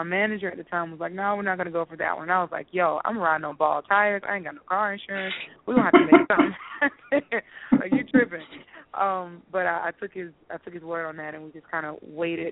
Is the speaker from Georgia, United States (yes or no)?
yes; Decatur, Georgia, United States; I'm just a little girl from Decatur, Georgia